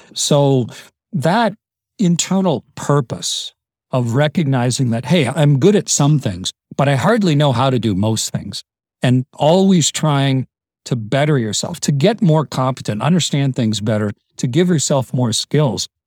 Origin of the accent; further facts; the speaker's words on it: Canada; I'm Canadian